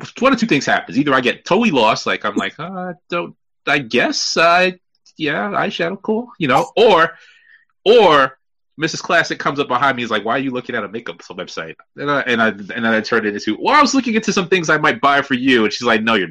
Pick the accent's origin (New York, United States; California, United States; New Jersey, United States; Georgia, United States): New York, United States; New York City; now in Virginia, United States; I'm a Brooklyn guy myself